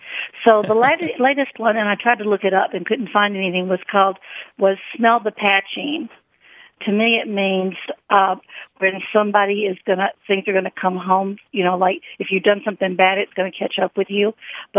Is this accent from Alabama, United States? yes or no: yes; Alabama, United States; now in Greendale, United States; I'm calling from Greendale, Wisconsin. {S1} Hey, …. {S7} And I'm originally from Alabama.